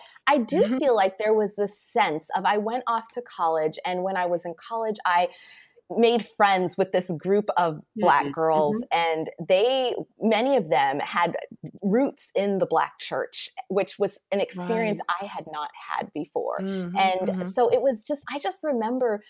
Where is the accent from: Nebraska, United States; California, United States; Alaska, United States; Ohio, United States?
Alaska, United States; Anchorage; moved away as an adult; also born or lived in Cape Town, South Africa; where I grew up in Anchorage, it is a predominantly white community